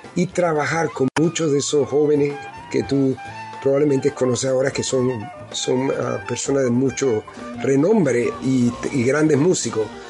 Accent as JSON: {"language": "Spanish", "town": "Panama City", "region": "Panamá", "country": "Panama", "tie": "born or raised there", "moved": "as an adult", "lives_now": "United States", "said": "yo crecí en, en Pueblos Nuevos, en Pueblo Nuevo, en Calle Tercera, y después nos mudamos para Altos de Cerro Viento, donde fue que pasé mi etapa de los 10 hasta allá, que me fui, que me vine a Estados Unidos"}